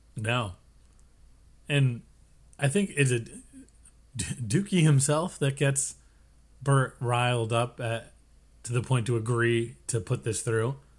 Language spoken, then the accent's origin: English; United States; we're American.